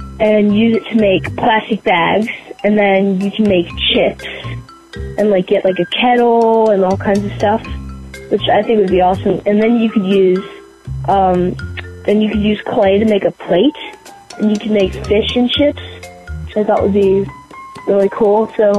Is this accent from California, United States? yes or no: no; Pennsylvania, United States; I'm from Pennsylvania